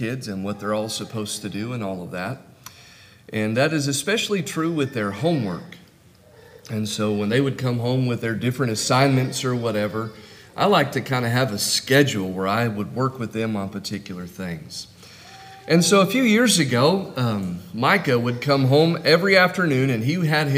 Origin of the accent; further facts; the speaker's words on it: California, United States; moved away as an adult; now in Norman, United States; I'm from California and really still a Californian. I just happen to live in Oklahoma now.